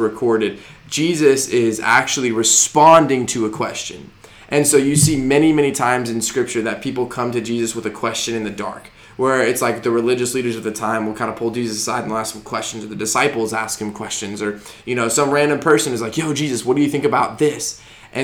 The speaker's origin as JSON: {"language": "English", "region": "Arizona", "country": "United States", "tie": "born or raised there", "also_born_or_lived": "Denver, Colorado", "moved": "as an adult", "lives_now": "Georgia, United States", "said": "I grew up in Arizona, went to college in Denver, Colorado"}